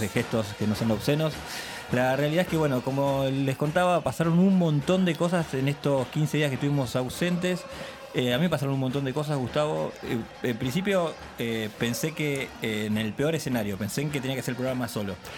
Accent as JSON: {"language": "Spanish", "town": "Lanús", "region": "Buenos Aires Province", "country": "Argentina", "said": "yo soy acá de Lanús"}